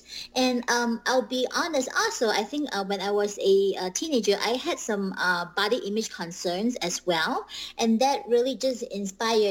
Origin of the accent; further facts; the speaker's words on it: Malaysia; moved away as an adult; also born or lived in Bemidji, Minnesota, United States; I was born and raised in Malaysia, and I went to school. So my elementary to high school, I finished in Malaysia